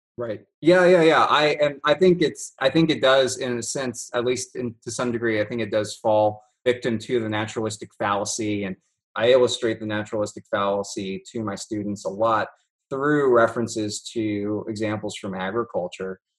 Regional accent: South Louisiana, United States; also born or lived in Oregon; now in Louisiana, United States; I grew up in South Louisiana

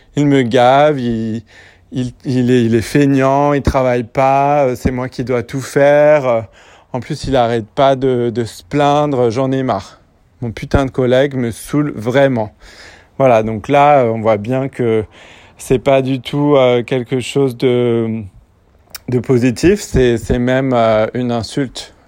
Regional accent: France; je suis français

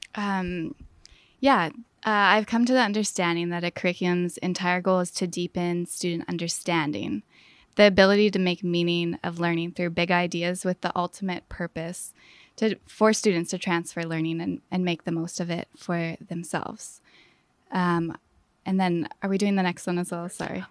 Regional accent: Fort St. John, British Columbia, Canada; moved away as an adult; northern B C. It's called Fort Saint John. And I grew up there

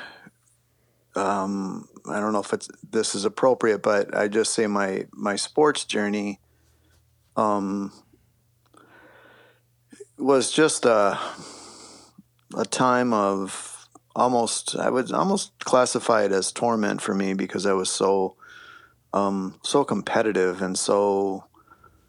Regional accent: Lakeville, Minnesota, United States; I grew up in Lakeville, Minnesota, when it was actually a small town

